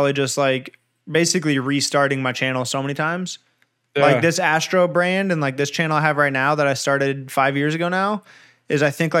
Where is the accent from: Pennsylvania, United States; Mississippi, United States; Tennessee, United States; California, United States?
California, United States; Southern; I was born in Southern California. I'm used to like L.A. traffic.